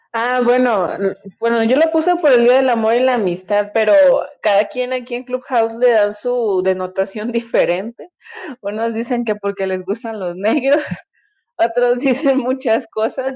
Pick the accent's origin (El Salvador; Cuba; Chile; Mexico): Mexico; Monterrey, Nuevo León; now in Mexico City, Mexico; Yo soy de Monterrey, pero estoy viviendo en la Ciudad de México.